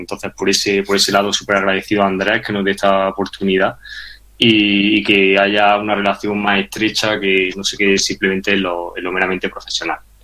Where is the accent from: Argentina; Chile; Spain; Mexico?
Spain; Granada, Andalusia; moved away as an adult; also born or lived in Madrid; yo soy también de Granada, me fui a estudiar a Madrid Ingeniería Industrial